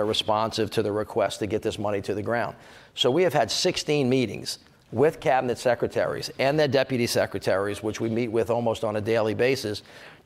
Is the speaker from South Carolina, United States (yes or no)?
no; Louisiana, United States; I'm from Louisiana